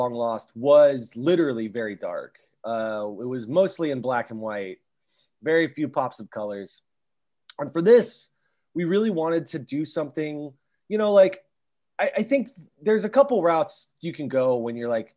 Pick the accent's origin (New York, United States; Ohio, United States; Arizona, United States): Ohio, United States; Columbus; we're from Columbus, Ohio, which is very much heartland, Midwest